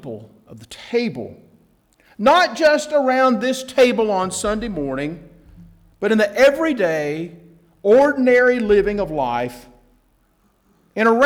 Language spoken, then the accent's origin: English; Atlanta, Georgia, United States; growing up in Atlanta